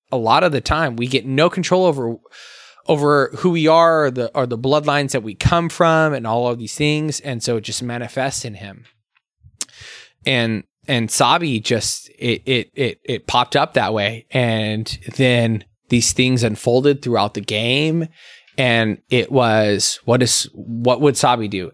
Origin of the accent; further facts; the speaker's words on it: Arizona, United States; we come from a very Latinx background. Um, growing up in Arizona